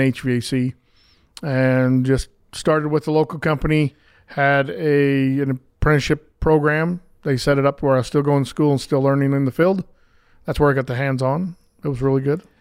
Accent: Pleasant Grove, Utah, United States; I grew up right here in Pleasant Grove

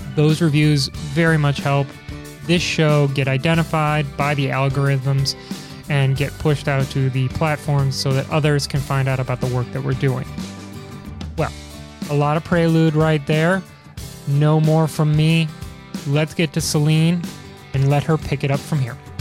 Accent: Chicago, Illinois, United States; being from Chicago

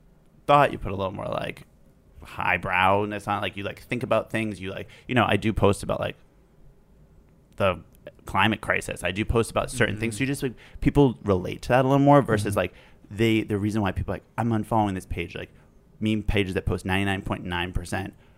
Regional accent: Northern Massachusetts, United States; Grew up in Northern Massachusetts

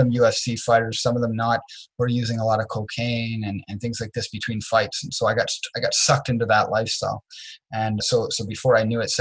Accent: Dartmouth, Nova Scotia, Canada; also born or lived in Trenton, Nova Scotia; I grew up in Dartmouth, Nova Scotia

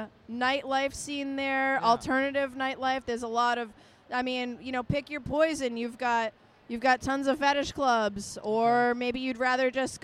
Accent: Boston, Massachusetts, United States; moved away; also born or lived in Providence; I'm from Providence, but originally I grew up in Boston

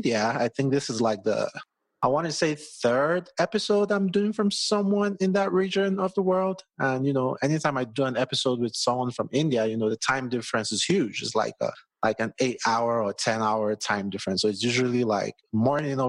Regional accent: Nigeria; now in United States; I live in the U.S., but I'm Nigerian

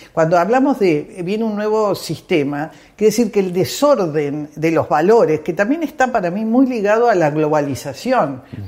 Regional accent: Parque Leloir, Buenos Aires Province, Argentina; born or raised there

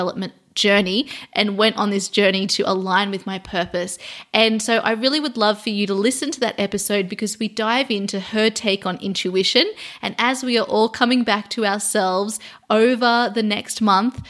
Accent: Sydney, New South Wales, Australia; now in London, United Kingdom; I am moving from London to Sydney, Australia. So I'm going back to my hometown

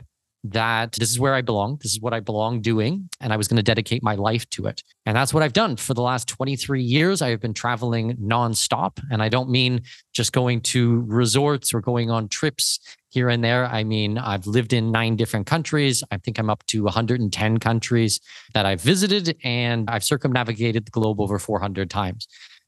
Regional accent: southwestern Ontario, Canada; moved away as an adult; now in Panama; So born and raised southwestern Ontario, I'm Canadian.

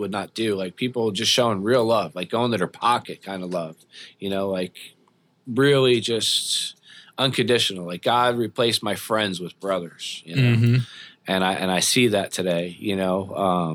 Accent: Long Branch, New Jersey, United States; I'm from New Jersey.

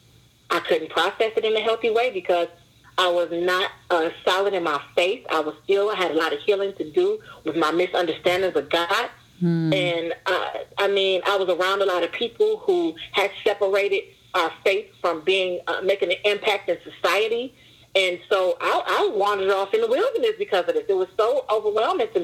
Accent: Detroit, Michigan, United States; I grew up in Detroit, one of the roughest zip codes in Detroit

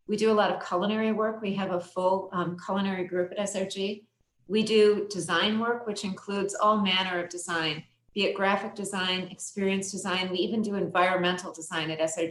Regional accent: Minnesota, United States; I grew up in Minnesota.

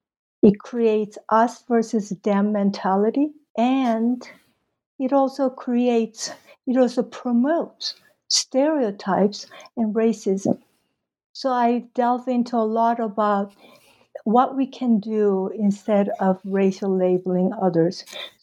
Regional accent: Mexico City, Mexico; You know, I guess I came from Mexico City, where I attended the American high school for 4 years. And that was in late 60s, early 70s.

